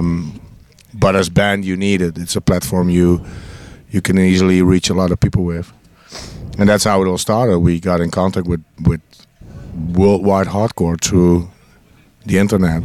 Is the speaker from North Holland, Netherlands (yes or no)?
no; North Brabant, Netherlands; Brabant. I'm from Brabant. We're all born in villages.